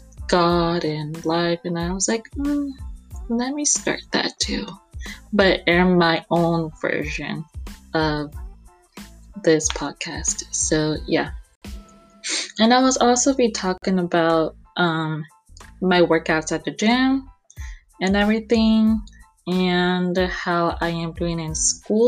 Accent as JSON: {"language": "English", "town": "Houston", "region": "Texas", "country": "United States", "said": "I'm from Houston, Texas, and I am 23 years old"}